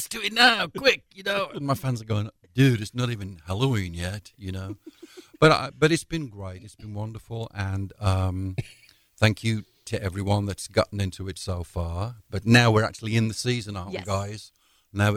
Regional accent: Walsall, West Midlands, United Kingdom; moved away; back home in the homeland in my hometown, Walsall

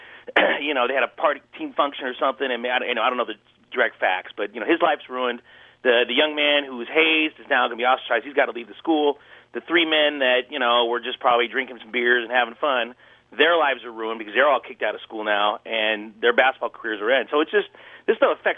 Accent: Oakland, California, United States; When I was in scouts growing up in Oakland in the 80s

